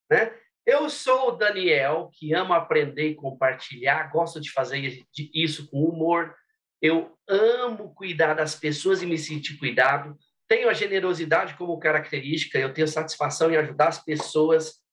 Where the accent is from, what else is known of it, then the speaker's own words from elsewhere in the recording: Minas Gerais, Brazil; sou mineirinho do interior de Minas